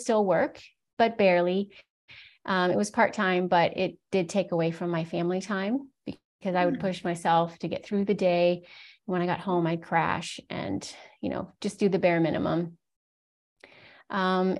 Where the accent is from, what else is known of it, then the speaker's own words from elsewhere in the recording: Virginia, United States; moved away as an adult; I was born and raised in Virginia in the U.S.